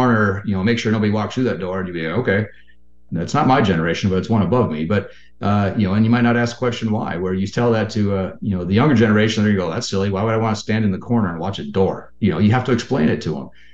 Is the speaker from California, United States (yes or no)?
no; Western Minnesota, United States; I'm from Minnesota, Western Minnesota